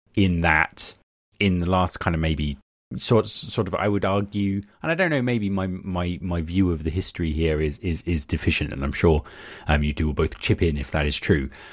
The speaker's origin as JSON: {"language": "English", "country": "United Kingdom", "said": "I am very British"}